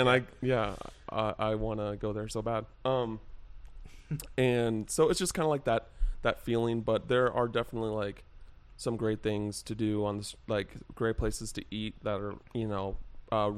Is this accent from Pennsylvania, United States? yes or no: no; Henderson, Nevada, United States; also born or lived in England / Wichita, Kansas / Reno, Nevada; I technically grew up in Henderson